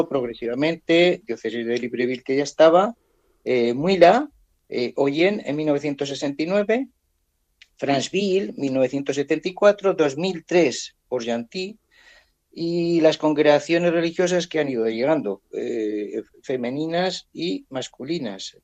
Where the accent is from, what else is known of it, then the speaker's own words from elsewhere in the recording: San García de Ingelmos, Castile and León, Spain; now in Gabon; de vacaciones en San García de Ingelmos, en, en mi pueblo, en Ávila